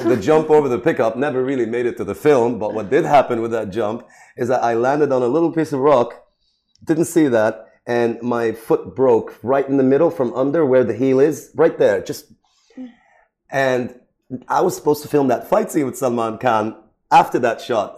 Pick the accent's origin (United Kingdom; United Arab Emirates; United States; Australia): United Arab Emirates; Sharjah; I was born in Sharjah, right? Grew up in Sharjah.